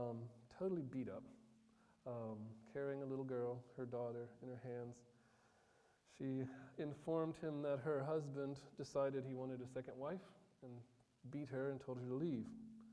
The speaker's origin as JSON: {"language": "English", "country": "Côte d’Ivoire", "tie": "born or raised there", "said": "One of my most vivid memories growing up, because I grew up in Ivory Coast, is the country to the south of Burkina."}